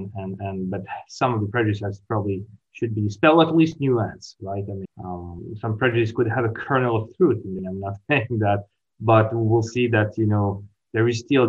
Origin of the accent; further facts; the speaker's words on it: Italy; moved away as an adult; now in Kingston, Canada; So I'm originally from Italy, even though now I work actually in Canada.